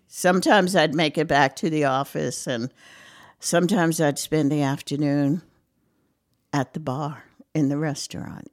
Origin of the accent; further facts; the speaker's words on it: Brooklyn, New York, United States; moved away as an adult; also born or lived in Fogelsville, Lehigh Valley, Pennsylvania; now in North Carolina, United States; I'm a Brooklyn girl. Um, born and raised in Brooklyn, lived there most of my life